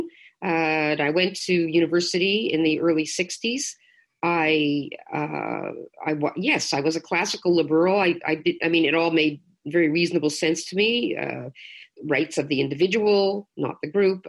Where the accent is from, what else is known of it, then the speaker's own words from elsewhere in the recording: Toronto, Ontario, Canada; moved away; also born or lived in Quebec; I'm from Toronto originally, but I lived through the most tumultuous period of Quebec's modern history